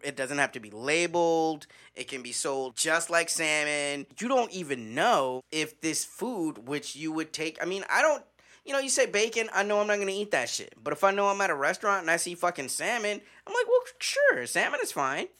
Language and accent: English; Midwest, United States; when I was growing up in the Midwest